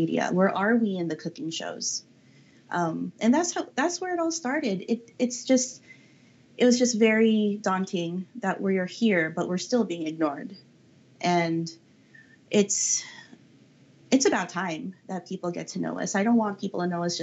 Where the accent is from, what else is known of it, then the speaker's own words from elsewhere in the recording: Daly City, California, United States; I was just blessed to be brought up in an area where you could just go down the street